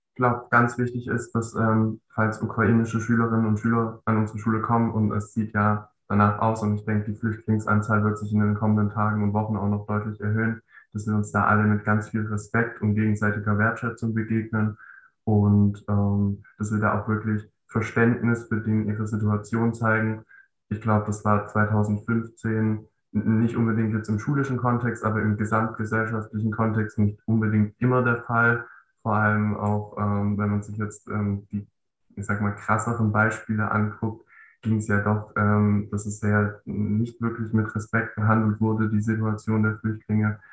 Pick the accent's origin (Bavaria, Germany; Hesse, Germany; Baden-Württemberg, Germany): Baden-Württemberg, Germany; 10. Klasse ist bei uns in Baden-Württemberg ja noch so aufgeteilt